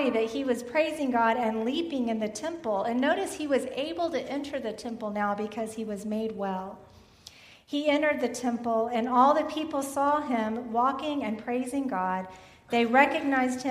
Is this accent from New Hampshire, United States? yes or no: no; Ingleside, Texas, United States; I grew up in Ingleside, Texas